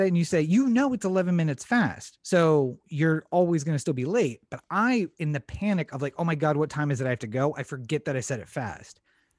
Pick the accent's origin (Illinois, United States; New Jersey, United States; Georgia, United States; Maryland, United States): Maryland, United States; moved away as an adult; now in Southern California, United States; we're from Maryland